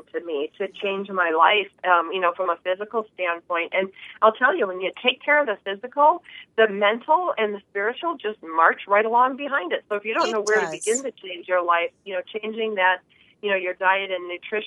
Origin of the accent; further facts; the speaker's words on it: Buffalo, New York, United States; moved away; growing up in Buffalo